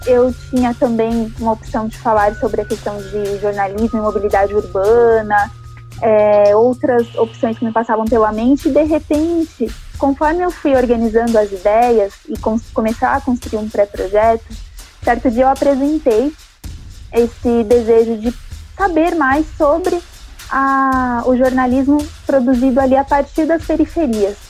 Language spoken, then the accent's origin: Portuguese; São Paulo, Brazil; eu venho de um território, moro num território que ele não é um território considerado de elite, não chega a ter tantas características periféricas, é um território complexo, eu sou do Rio Pequeno